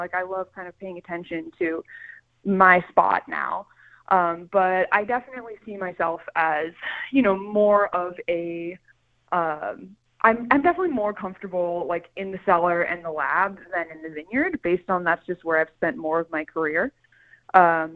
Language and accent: English; Calistoga, California, United States; also born or lived in Vienna; I'm from Calistoga. I'm from a 5,000 person town like this